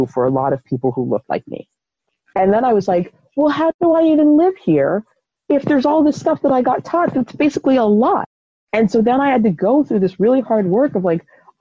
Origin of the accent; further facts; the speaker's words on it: United States; living as an American